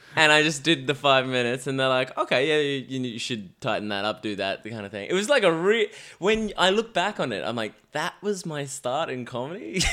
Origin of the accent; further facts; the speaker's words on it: Melbourne, Victoria, Australia; moved away as an adult; now in London, United Kingdom; I'm from Melbourne